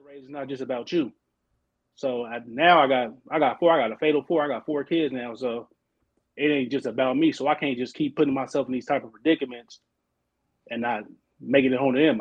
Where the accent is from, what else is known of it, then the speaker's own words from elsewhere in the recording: Oakland, California, United States; moved away as an adult; now in Arizona, United States; I'm from Oakland, Oakland, California, born and raised